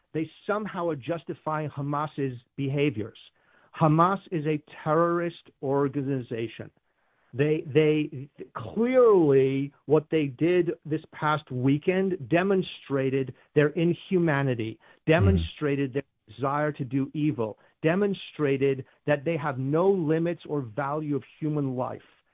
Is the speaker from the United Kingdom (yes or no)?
yes; United Kingdom; now in United States; I grew up in Great Britain